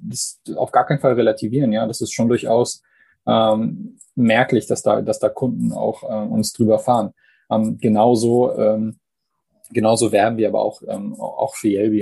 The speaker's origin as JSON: {"language": "German", "country": "Canada", "tie": "born or raised there", "moved": "yes", "said": "gebürtiger Kanadier"}